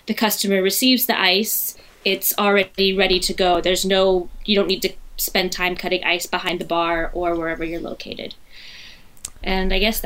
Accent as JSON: {"language": "English", "country": "United States", "tie": "born or raised there", "moved": "as an adult", "lives_now": "France", "said": "I'm from the United States, born and raised"}